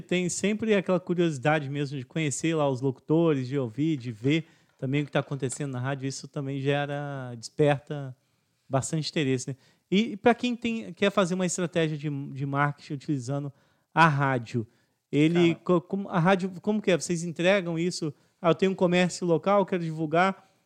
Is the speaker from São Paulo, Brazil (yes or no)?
no; Itatiaia, Rio de Janeiro, Brazil; eu sou natural de Tatiaia